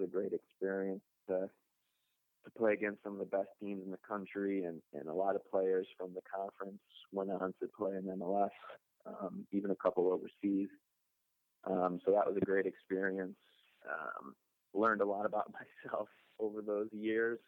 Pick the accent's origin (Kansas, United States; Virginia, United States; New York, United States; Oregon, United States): New York, United States; Rochester; moved away as an adult; now in Pittsburgh, United States; I'm from Rochester, New York